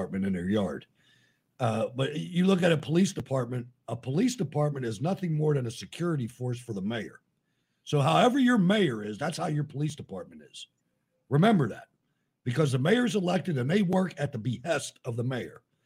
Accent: Washington, District of Columbia, United States; I was born in Washington, D.C.

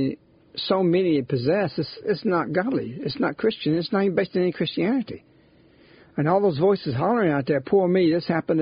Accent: United States; I'm glad I'm an American. I love my Italian roots

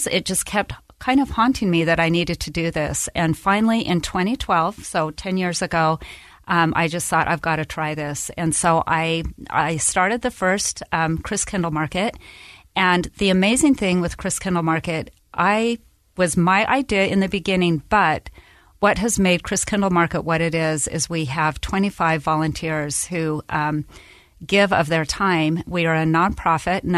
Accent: Salt Lake City, Utah, United States; also born or lived in Germany; I grew up in Salt Lake, and my husband and I and our three daughters lived in Germany for 3 years

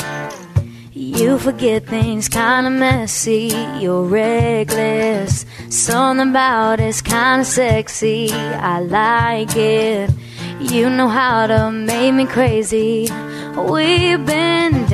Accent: Texas, United States; I'm from Texas, so we have that Texas feel to us

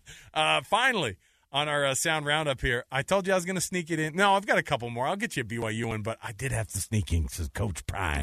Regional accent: Austin, Texas, United States; I was born in Austin

